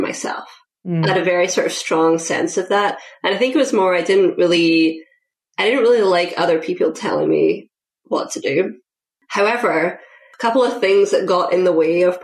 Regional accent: Scotland, United Kingdom; moved away as an adult; now in United States; when I was 20, I moved from Scotland to the US to play field hockey

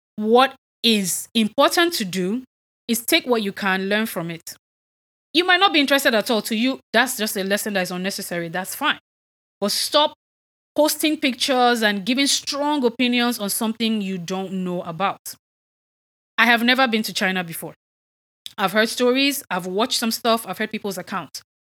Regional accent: Nigeria; I'm Nigerian

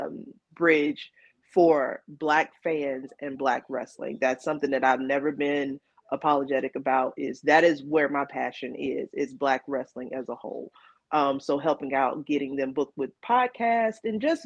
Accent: North Carolina, United States; I'm from North Carolina. I live here

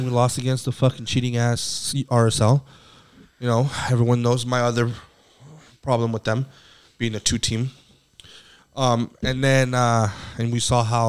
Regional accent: Phoenix, Arizona, United States; I was born here in Phoenix, which I am, but, you know, being born here, being from here

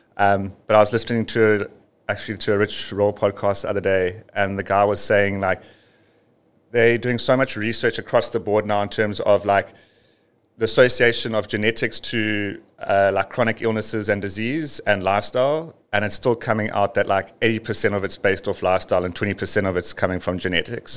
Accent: South Africa; living and growing up near the Drakensberg

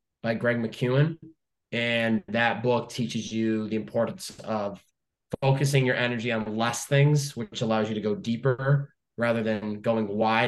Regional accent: Chicopee, Massachusetts, United States; now in California, United States; Chicopee, Massachusetts

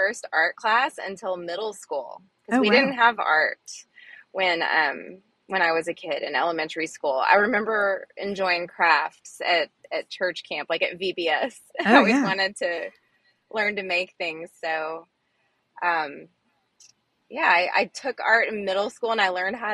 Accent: Fort Worth, Texas, United States; also born or lived in Arizona; So I grew up in Texas mostly. I was born in Arizona, but I consider myself a Texan. I went to school and finished high school in Fort Worth

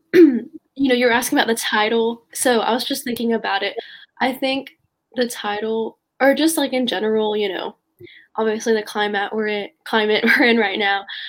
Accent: Raleigh, North Carolina, United States; growing up in North Carolina

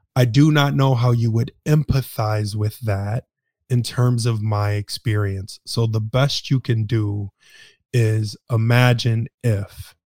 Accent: Detroit, Michigan, United States; moved away; I am originally from Detroit, Michigan

